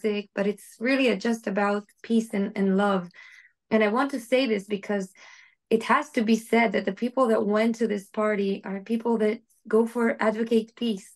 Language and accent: English; Israel; also born or lived in Cupertino, California / Be'er Sheva; I was born in Israel, lived almost my entire life, but I spent a year when I was a little girl in Cupertino in California.